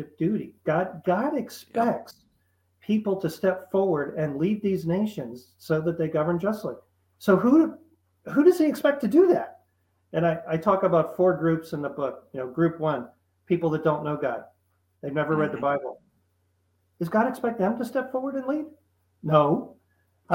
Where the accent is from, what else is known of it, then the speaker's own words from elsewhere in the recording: Philadelphia, Pennsylvania, United States; I grew up around the Philadelphia area, so it was very patriotic.